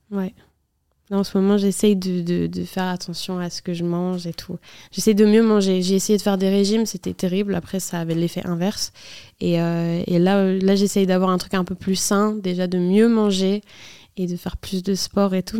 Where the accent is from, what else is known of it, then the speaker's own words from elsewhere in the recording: Nantes, Pays de la Loire, France; nous, on est de Nantes